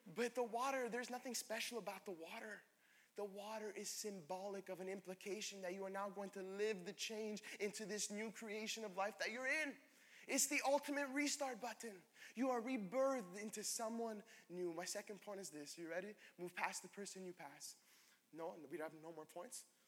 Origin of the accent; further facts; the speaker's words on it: Laval, Quebec, Canada; I grew up in Laval